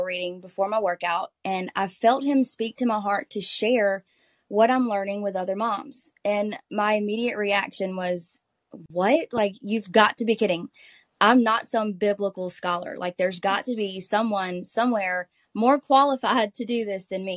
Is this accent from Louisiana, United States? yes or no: yes; Bluff Creek, Louisiana, United States; I am from Bluff Creek, Louisiana. It's a small rural community where everybody knows everybody, and I absolutely love it here